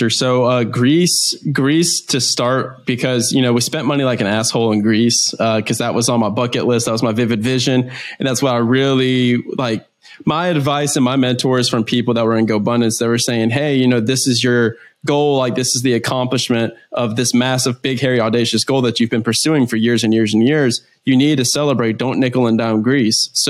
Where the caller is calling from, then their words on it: Florianópolis, Santa Catarina, Brazil; Nah, I'm in uh, Floripa, Brazil. I'm in South Brazil. I'm looking out my window right now and I'm looking at this rainforest and the ocean in the background.